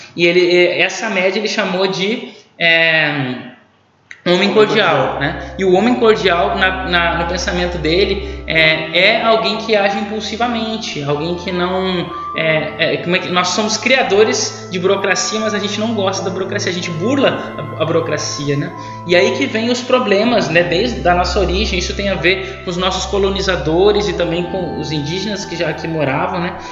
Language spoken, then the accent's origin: Portuguese; Brazil; nós, brasileiros